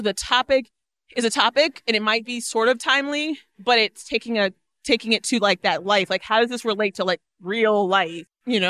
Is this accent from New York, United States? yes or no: no; Orlando, Florida, United States; moved away; Orlando's my hometown.